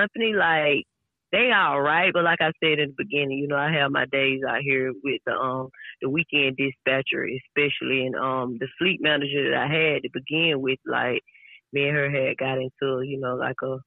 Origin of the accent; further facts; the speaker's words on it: Georgia, United States; also born or lived in Florida; I was born in Florida, but I was raised in Georgia.